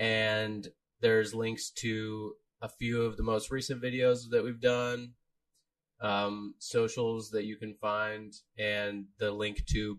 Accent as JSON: {"language": "English", "region": "Florida", "country": "United States"}